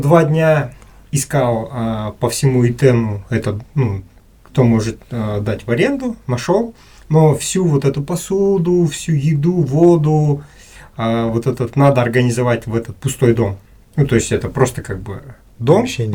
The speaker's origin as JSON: {"language": "Russian", "country": "Kazakhstan", "said": "я, с казах, с Казахстана приехал"}